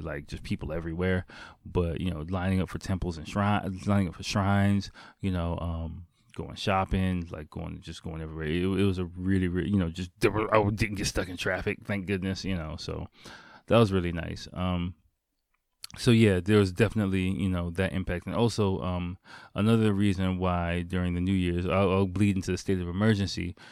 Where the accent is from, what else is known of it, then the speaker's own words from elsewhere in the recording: Washington, District of Columbia, United States; moved away as an adult; now in Japan; my hometown is Washington D.C.